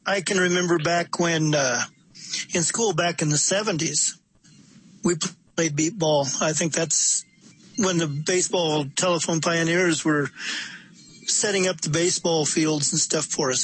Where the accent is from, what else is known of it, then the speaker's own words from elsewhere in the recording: Iowa, United States; I'm from Iowa